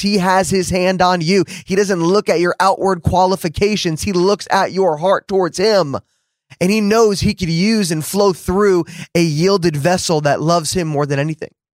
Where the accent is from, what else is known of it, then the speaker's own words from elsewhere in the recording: New Jersey, United States; now in Dallas, United States; growing up in New Jersey